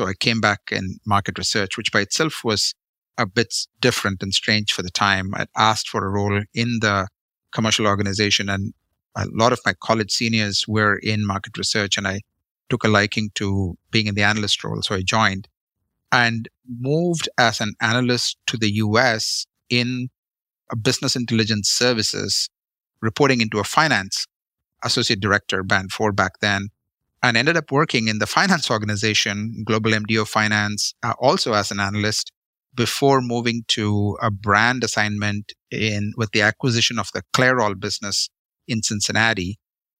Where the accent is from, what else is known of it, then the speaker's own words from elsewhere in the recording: Chennai, Tamil Nadu, India; born in South India, grew up in a city called Madras, now called Chennai.